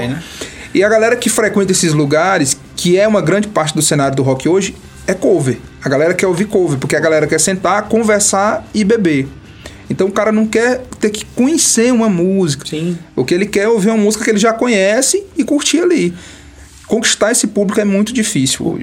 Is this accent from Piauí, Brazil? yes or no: yes; Campo Maior, Piauí, Brazil; also born or lived in Minas Gerais; now in Teresina, Brazil; quando eu comecei a tocar aqui em Teresina, que eu sou de Campo Maior, quando eu vim de lá pra cá